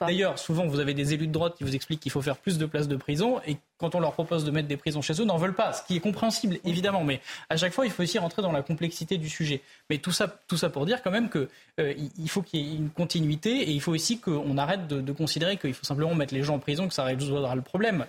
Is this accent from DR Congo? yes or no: no; Ardèche, Auvergne-Rhône-Alpes, France; j'ai grandi en Ardèche